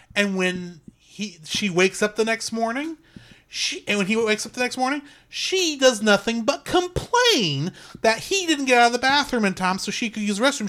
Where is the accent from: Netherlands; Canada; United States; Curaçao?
United States; as a American